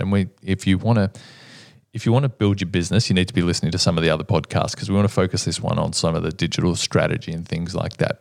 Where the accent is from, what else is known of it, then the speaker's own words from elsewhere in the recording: Melbourne, Victoria, Australia; my hometown, but we have been the most livable city for many, many years